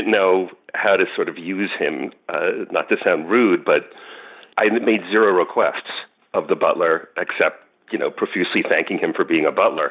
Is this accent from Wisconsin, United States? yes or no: no; New York, United States; I'm from New York